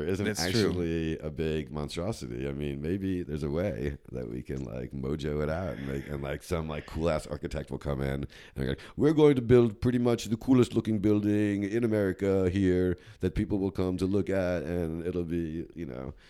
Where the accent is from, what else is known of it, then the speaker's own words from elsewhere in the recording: New Jersey, United States; Up in Jersey.